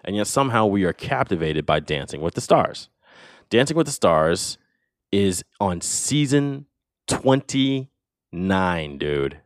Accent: United States; as an American

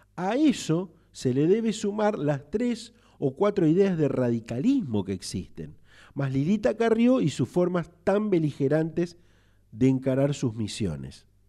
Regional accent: Argentina; somos desmemoriados los argentinos

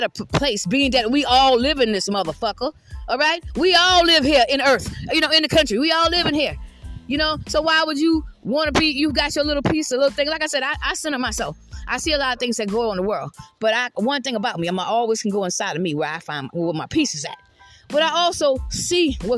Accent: South Carolina, United States; I'm from the South. I'm from South Carolina

